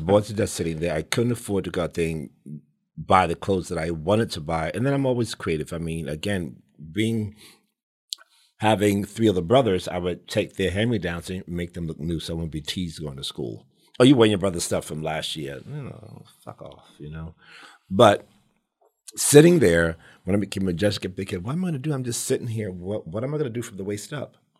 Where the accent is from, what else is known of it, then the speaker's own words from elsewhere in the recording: New York City, New York, United States; I grew up in the South Bronx